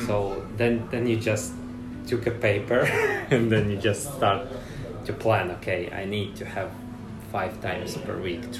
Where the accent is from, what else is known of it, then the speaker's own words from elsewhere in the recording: Riga, Latvia; moved away as an adult; now in Helsinki, Finland; originally I'm from Latvia, Riga.